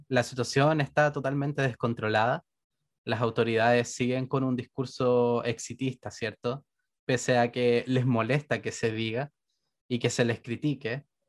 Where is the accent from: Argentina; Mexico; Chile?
Chile; Renca, Santiago Metropolitan Region; yo soy de Renca